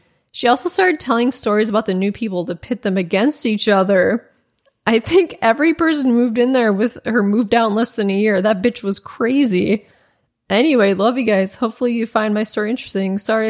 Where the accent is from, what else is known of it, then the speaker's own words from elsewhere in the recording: Rochester, New York, United States; but I literally have no idea why, because I'm from Rochester, New York.